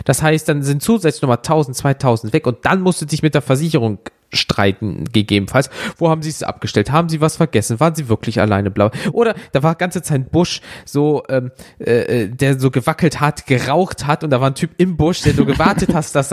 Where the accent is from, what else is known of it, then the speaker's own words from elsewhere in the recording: Germany; Sagst du, Alter, ich komme aus Deutschland, wir haben keinen Vertrag.